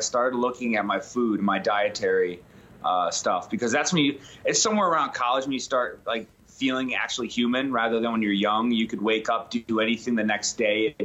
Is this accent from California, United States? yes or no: no; Penn Yan, New York, United States; a three-season athlete in like a middle-of-nowhere town called Penyan, represent, you know, 315. Upstate Penyan? New York.